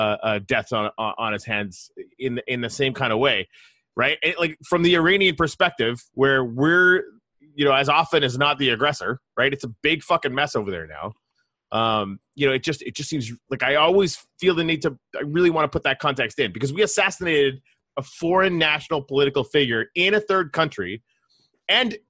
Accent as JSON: {"language": "English", "country": "Canada", "moved": "yes", "lives_now": "United States", "said": "I'm Canadian. I come from a country where universal healthcare was standard"}